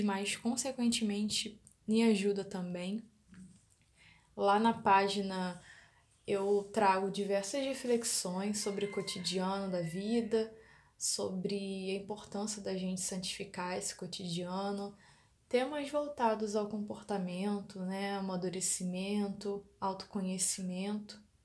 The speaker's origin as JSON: {"language": "Portuguese", "region": "Rio de Janeiro", "country": "Brazil", "said": "sou da cidade do Rio de Janeiro"}